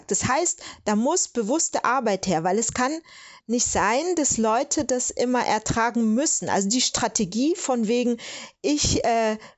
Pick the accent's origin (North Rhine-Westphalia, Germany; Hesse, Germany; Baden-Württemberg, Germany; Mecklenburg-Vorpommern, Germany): Baden-Württemberg, Germany; Stuttgart; die hätten mich gefragt, wo kommst du denn her? Und dann sage ich aus Stuttgart und dann äh, insistieren die und wollen dann was ganz anderes wissen. Und wenn ich dann sagen würde, Nigeria, dann kann ich dir sagen, was losgeht.